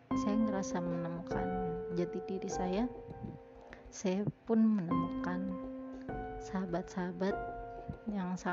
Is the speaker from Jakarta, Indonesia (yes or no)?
yes; Jakarta, Indonesia; saya tahu Santirama karena dulu waktu kecil saya tinggal di daerah Cipete jadi saya tahu Santirama